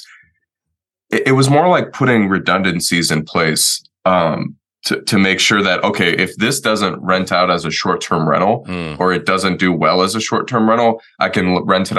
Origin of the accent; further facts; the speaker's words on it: Detroit, Michigan, United States; moved away as an adult; also born or lived in Washington, D.C.; I grew up in Detroit, Michigan. My parents moved about like 30 minutes north of that when I think it was like 10 or 11